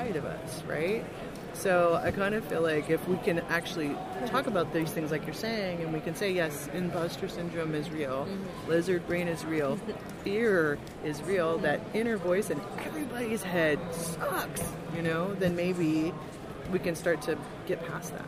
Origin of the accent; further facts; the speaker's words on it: Midwest, United States; I am from the Midwest